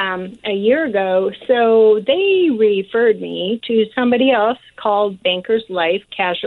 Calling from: Federal Way, Washington, United States; Hi guys. I'm from Federal Way, and I was with a nonprofit for 20 years

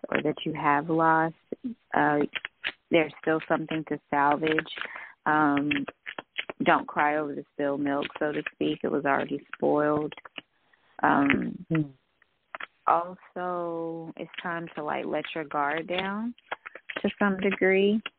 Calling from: Georgia, United States; I'm calling from Georgia. Okay. I'm … from Georgia.

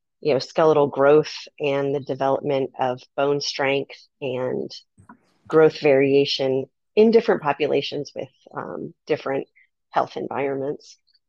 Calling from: Phoenix, Arizona, United States; Phoenix, Arizona.

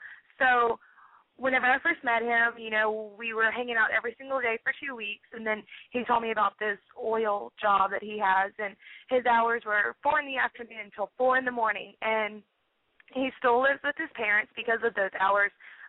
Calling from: Houston, Texas, United States; I'm 21 years old, and I live in Houston, Texas.

